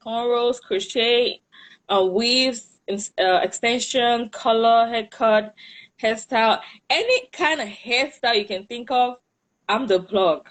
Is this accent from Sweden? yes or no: no; Cameroon; moved away as an adult; now in United States; I'm from Cameroon.